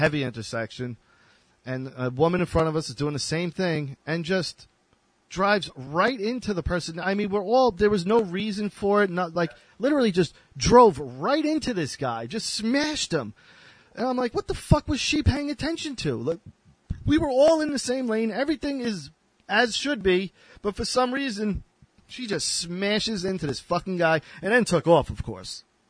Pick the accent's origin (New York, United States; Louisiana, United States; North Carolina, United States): New York, United States; Long Island; also born or lived in Texas / Houston; I was born in Texas, so I would always visit Texas. I was in Texas a lot all through my life. I'm actually going to move there in a few years. I love Texas. But I spent my whole life in New York.